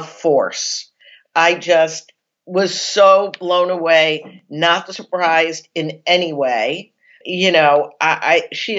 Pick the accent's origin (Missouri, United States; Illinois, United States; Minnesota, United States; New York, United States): Illinois, United States; Chicago; I'm from Chicago.